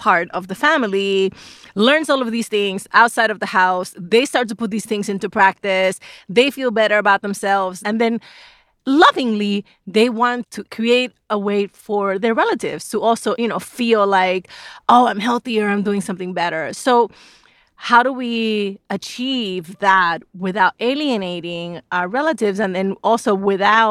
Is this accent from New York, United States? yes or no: yes; New York City, New York, United States; now in North Bethesda, United States; I grew up in the South Bronx.